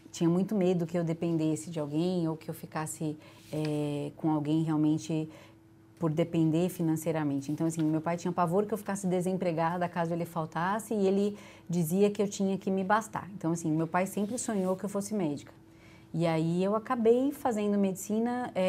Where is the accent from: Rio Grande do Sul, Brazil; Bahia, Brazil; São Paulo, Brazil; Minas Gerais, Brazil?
São Paulo, Brazil; Eu sou de São Paulo, de apartamento, então, assim, é, eu ficava o dia inteiro na escola